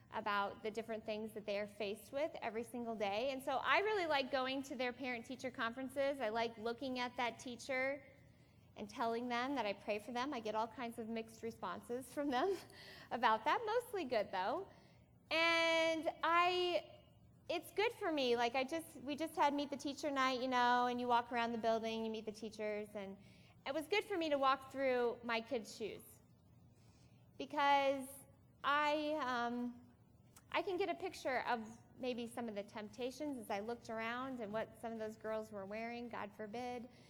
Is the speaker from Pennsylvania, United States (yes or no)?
no; Iowa, United States; we are from Iowa